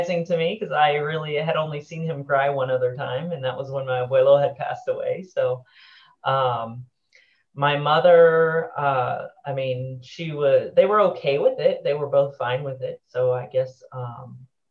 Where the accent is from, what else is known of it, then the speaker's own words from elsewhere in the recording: Titusville, Florida, United States; I am originally from Titusville, Florida